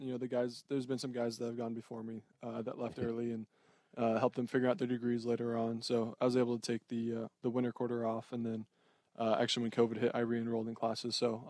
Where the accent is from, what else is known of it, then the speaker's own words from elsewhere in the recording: Southern California, United States; growing up in Southern California